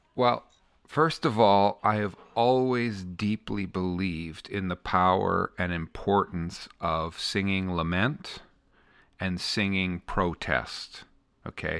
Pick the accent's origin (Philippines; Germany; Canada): Canada; I'm the Canadian on the bus